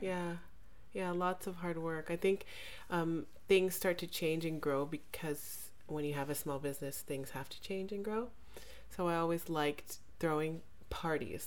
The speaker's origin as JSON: {"language": "English", "country": "Jamaica", "said": "I'm Jamaican"}